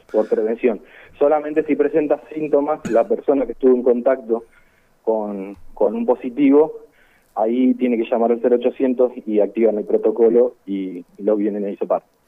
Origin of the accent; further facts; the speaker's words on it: San Lorenzo, Santa Fe, Argentina; soy de San Lorenzo